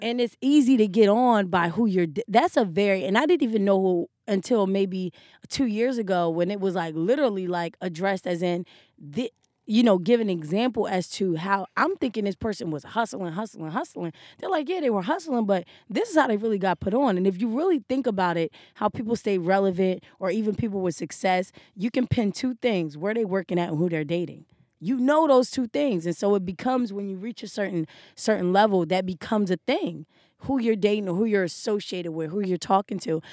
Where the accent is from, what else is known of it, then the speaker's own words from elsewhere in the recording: Wilmington, Delaware, United States; moved away as an adult; Delaware, Wilmington.